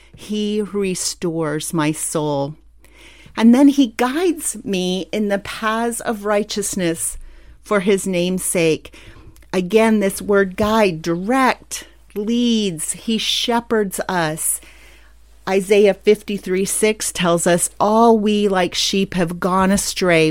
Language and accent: English; Pennsylvania, United States; moved away; also born or lived in San Antonio, Texas; the rolling hills and mountains of my home state in Pennsylvania.